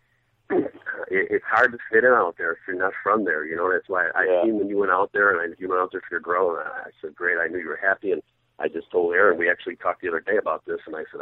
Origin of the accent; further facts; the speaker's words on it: Chicago, Illinois, United States; I'm from Chicago, so I have a million gay friends that come into my nightclub